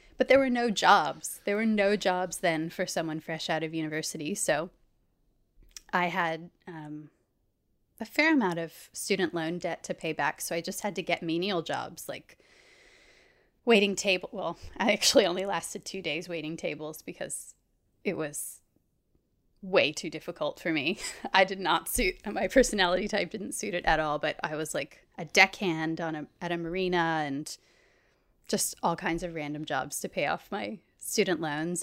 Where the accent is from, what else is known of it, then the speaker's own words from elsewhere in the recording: Anastasia Island, Florida, United States; moved away as an adult; now in Australia; I'm from a little barrier island off the coast of Florida called Anastasia. Um, so I grew up surrounded by water